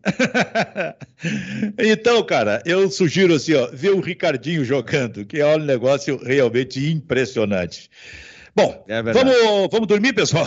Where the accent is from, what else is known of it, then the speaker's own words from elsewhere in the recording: Osório, Rio Grande do Sul, Brazil; nós somos da mesma, da, da mesma cidade, Osório